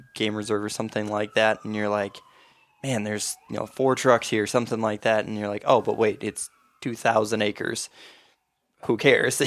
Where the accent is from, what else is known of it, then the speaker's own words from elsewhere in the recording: Mora, Minnesota, United States; I grew up in Mora, which is east central Minnesota